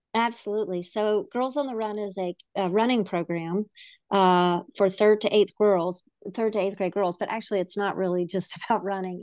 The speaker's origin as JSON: {"language": "English", "region": "the South", "country": "United States", "tie": "born or raised there", "said": "I grew up in the South. I don't know if I still have an accent, but I grew up in the South"}